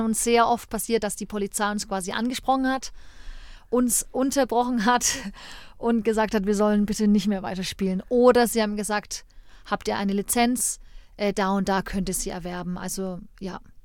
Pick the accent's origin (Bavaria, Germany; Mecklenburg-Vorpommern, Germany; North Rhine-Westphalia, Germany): Bavaria, Germany; Erlangen; also born or lived in Nuremberg; Ich bin ähm, gebürtige Erlangerin